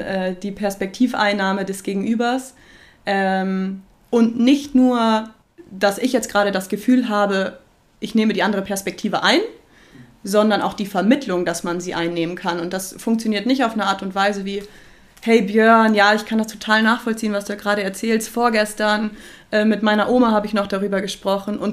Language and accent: German; near Cologne, North Rhine-Westphalia, Germany; moved away as an adult; also born or lived in Augsburg, Germany; now in Nuremberg, Germany; ich bin in der Nähe von Köln groß geworden und bin dort zur Schule gegangen